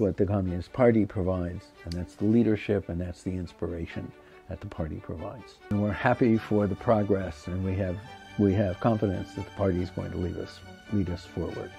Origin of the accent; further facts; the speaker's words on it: United States; moved away as an adult; now in China; I'm from the United States of America. But ever since two thousand five, I have been living in China.